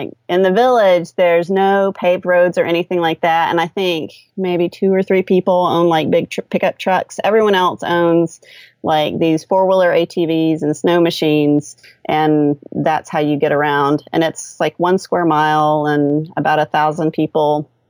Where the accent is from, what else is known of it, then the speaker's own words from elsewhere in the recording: United States; I know Alaska is technically not, you know, an expat location for us because we're American